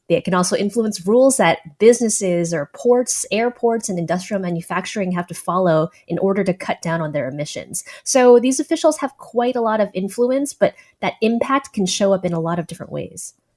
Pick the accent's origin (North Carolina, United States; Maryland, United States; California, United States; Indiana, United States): California, United States; San Francisco; I'm from San Francisco